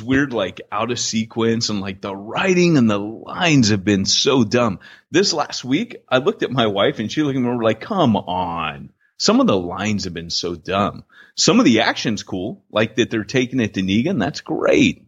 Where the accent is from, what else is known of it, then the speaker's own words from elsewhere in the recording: United States; moved away as an adult; also born or lived in United Kingdom; as an American